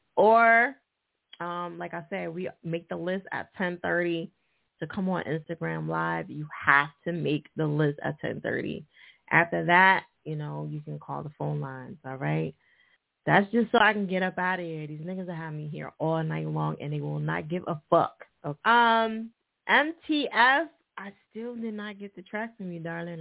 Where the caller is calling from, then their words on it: Detroit, Michigan, United States; I'm calling from Detroit, Michigan